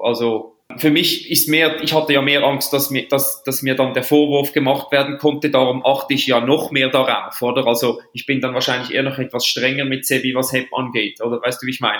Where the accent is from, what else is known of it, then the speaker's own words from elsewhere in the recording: Switzerland; ich als Schweizer